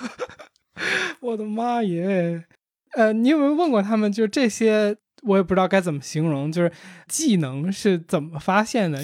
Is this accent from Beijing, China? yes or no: yes; Beijing, China; 我小时候在海淀